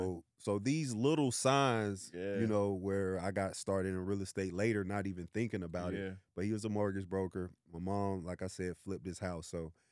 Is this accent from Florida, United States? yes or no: yes; Orlando, Florida, United States; So I'm from Orlando, Florida. Shout out to home of Mickey Mouse. Shout out 407.